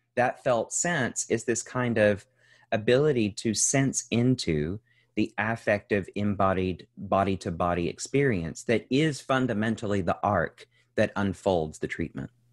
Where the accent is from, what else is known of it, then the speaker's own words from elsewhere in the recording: central Kentucky, United States; now in Los Angeles, United States; I'm originally from Kentucky, um, as is most of the generations back as far as we can tell. Um, I grew up to, in a very young family to two teenage parents who were working class people, um, in, in central Kentucky.